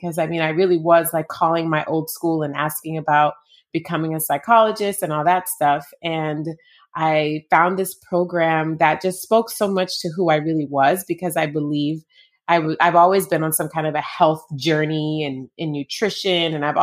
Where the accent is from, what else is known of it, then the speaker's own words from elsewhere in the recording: Jamaica; I was born in Jamaica.